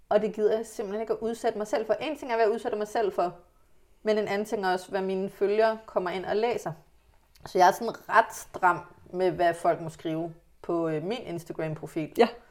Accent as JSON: {"language": "Danish", "town": "Hillerød", "region": "Capital Region of Denmark", "country": "Denmark", "tie": "born or raised there", "said": "jeg er vokset op tæt på København"}